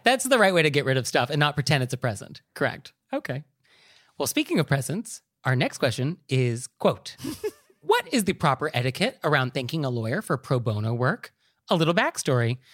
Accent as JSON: {"language": "English", "area": "Marin County", "region": "California", "country": "United States", "said": "I'm actually from Marin County"}